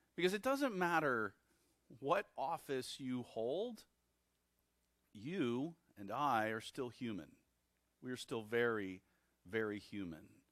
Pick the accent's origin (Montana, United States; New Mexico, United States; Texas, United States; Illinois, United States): Texas, United States; I was born in Texas